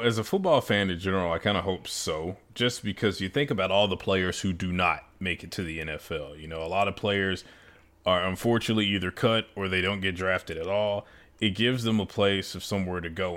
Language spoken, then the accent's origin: English; United States; now in Raleigh, United States; Memphis being close to my hometown